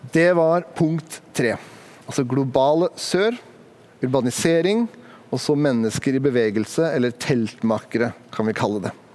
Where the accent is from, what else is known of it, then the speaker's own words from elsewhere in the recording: Sandefjord, Vestfold, Norway; Jeg kommer fra Sandefjord, det er en ganske liten by.